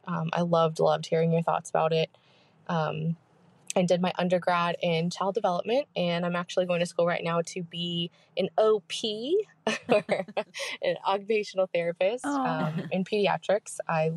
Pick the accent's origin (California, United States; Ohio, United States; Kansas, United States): California, United States; San Diego; Hi, Kate and Mandy. I'm an OVP from San Diego